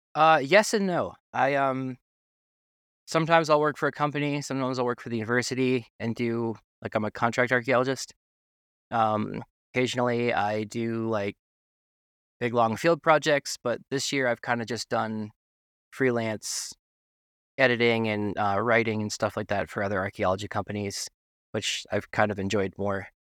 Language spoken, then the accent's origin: English; Tennessee, United States; also born or lived in New York City / Wyoming; I'm from New York City originally, but, uh, I grew up in Tennessee